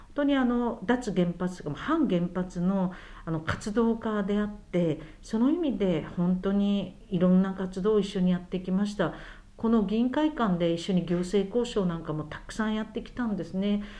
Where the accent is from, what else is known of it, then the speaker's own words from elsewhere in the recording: Kyushu, Miyazaki, Japan; 九州宮崎出身